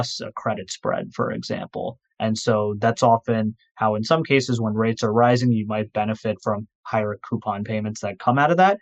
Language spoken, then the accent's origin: English; Livingston, New Jersey, United States; also born or lived in New York City area; my hometown, I'm from Livingston, New Jersey. So I currently am in the New York City area, but I've been in the tri-state area my entire life